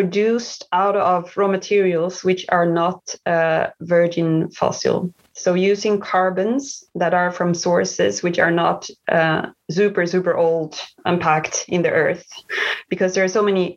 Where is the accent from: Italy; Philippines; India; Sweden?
Sweden; moved away as an adult; also born or lived in Malmö / China / Asia; now in Düsseldorf, Germany; I'm originally from Sweden